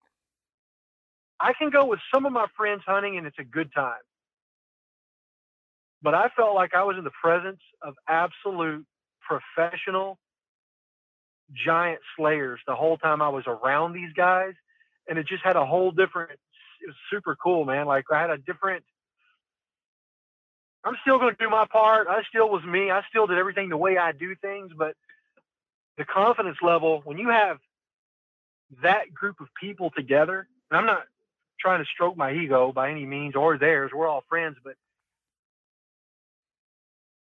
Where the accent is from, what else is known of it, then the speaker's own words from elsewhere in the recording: Texas, United States; I'm a Texan